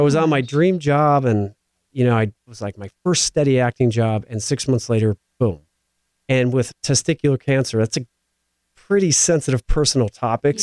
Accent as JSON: {"language": "English", "region": "Midwest", "country": "United States", "tie": "born or raised there", "moved": "yes", "said": "growing up in the Midwest where I come from"}